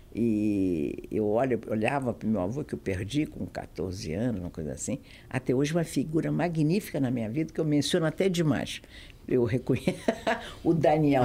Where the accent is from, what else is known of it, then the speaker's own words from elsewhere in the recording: Brazil; also born or lived in Galicia, Spain (ancestry); eu era brasileira, sou brasileira, sou apaixonada pelo meu pai, mas eu sou de origem galega, sou espanhola